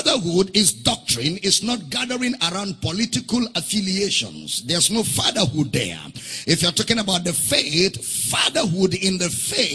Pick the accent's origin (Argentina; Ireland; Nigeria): Nigeria; During election, I will go as a Nigerian to vote